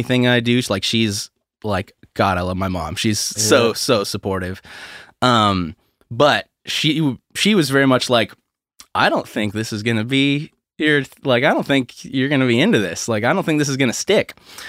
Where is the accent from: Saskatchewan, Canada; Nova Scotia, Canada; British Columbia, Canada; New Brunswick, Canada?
New Brunswick, Canada; St. Stephen; St. Stephen, New Brunswick.